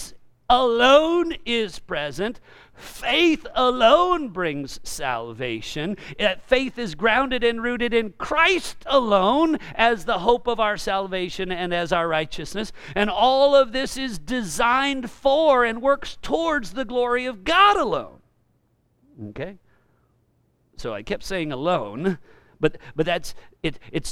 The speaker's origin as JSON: {"language": "English", "region": "California", "country": "United States", "said": "I'm also from California"}